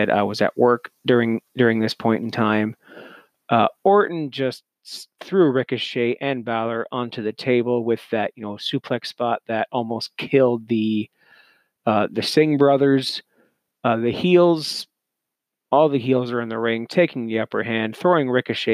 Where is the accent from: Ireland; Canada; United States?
Canada; as a Canadian